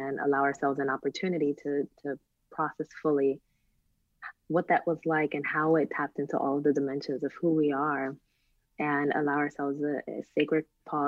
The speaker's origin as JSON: {"language": "English", "town": "Newark", "region": "New Jersey", "country": "United States", "said": "I came from Newark, New Jersey"}